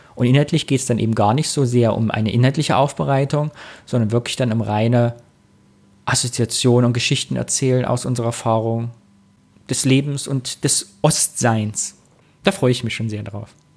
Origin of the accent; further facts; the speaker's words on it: Kyffhäuserkreis, Thuringia, Germany; now in Cologne, Germany; geboren 82, 1982, bin Thüringer aus dem Kiffhäuser Kreis und wohne jetzt aber auch schon Ewigkeiten in Köln